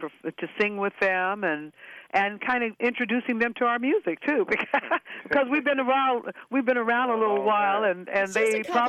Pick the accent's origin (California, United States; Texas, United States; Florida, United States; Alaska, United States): California, United States; Los Angeles; Billy grew up in St. Louis and I grew up in Los Angeles